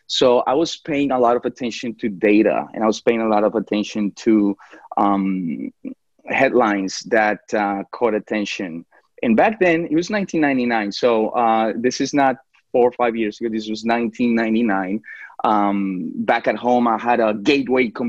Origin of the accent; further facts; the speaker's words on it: New York City, New York, United States; moved away as an adult; also born or lived in Colombia; now in Jacksonville, United States; I was actually born in Colombia, in South America, and I grew up in New York City.